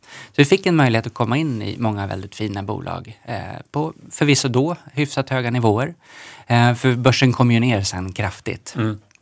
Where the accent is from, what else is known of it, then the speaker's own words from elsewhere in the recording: Knivsta, Uppsala County, Sweden; Jag är uppvuxen i Knivsta mellan eh, Stockholm och Uppsala.